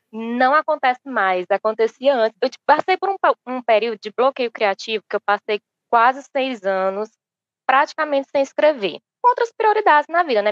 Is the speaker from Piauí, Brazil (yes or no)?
yes; Piauí, Brazil; eu sou piauiense